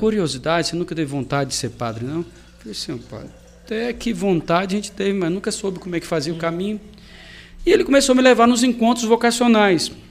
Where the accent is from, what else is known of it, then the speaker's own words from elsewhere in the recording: Marataízes, Espírito Santo, Brazil; also born or lived in Itapemirim; Sou natural lá de Itapemirim, nasci em Itapemirim, fui morar em Marataízes também novo, aí acabei tendo mais essa, essa naturalidade de Marataízes do que de Itapemirim